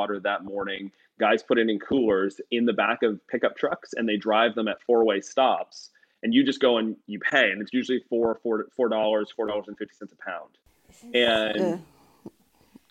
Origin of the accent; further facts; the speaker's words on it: Canada; I'm from Canada